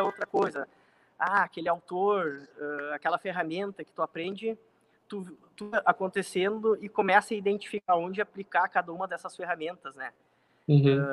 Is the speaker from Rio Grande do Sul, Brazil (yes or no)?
yes; Porto Alegre, Rio Grande do Sul, Brazil; now in Santo Ângelo, Brazil; eu sou nascido em Santo Ângelo, né? Uh, e fui muito novo, ainda criança, fui morar em Porto Alegre. A partir dos nove anos de idade, uh, fui com a família morar em Alegre, tive toda, praticamente toda a minha vida lá. Foram 18 anos morando em Porto Alegre.